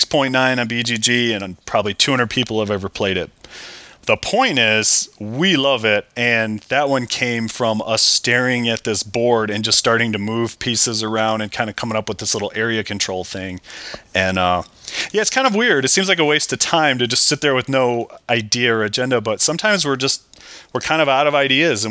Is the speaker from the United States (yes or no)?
yes; Michigan, United States; we're both from Michigan. You go up north, we call it up north in Michigan.